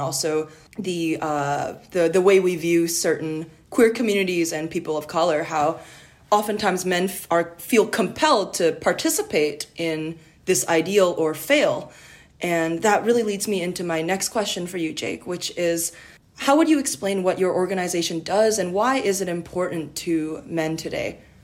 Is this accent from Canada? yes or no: yes; Canada; as a Canadian university student